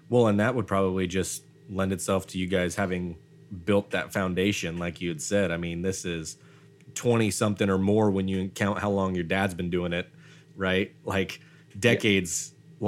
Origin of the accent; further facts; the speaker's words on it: Idaho, United States; I'm from Idaho